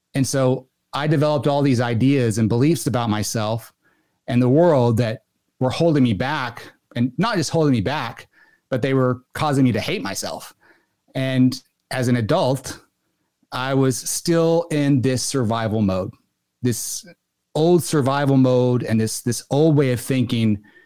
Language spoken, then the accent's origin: English; Arkansas, United States; moved away; once I moved away from Arkansas